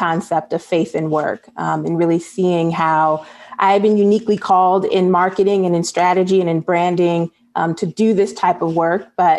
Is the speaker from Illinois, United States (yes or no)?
yes; Chicago, Illinois, United States; So I am born and raised in Chicago, and but I've spent some time all across the world. I spent time studying in Rome and volunteering in Nairobi, back in Chicago.